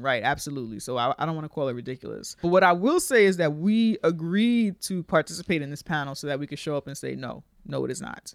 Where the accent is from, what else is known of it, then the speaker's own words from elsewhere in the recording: New York, United States; As a New Yorker, most of our whites here are Jews.